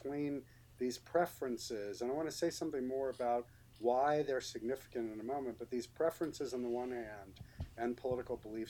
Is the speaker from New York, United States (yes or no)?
yes; New York City, New York, United States; when I was growing up in New York City in the 1970s